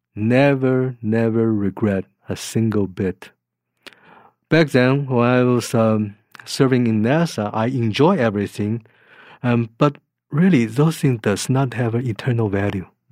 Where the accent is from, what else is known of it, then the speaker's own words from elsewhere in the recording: Taiwan; moved away; I was born in Taiwan.